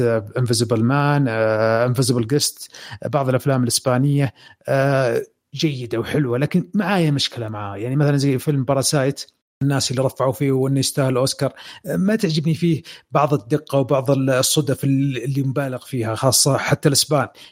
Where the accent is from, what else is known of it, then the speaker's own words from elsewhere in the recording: Saudi Arabia; عندنا في السعوديه